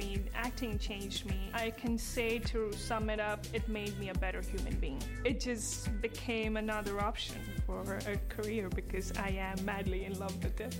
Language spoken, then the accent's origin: English; India; I'm from India.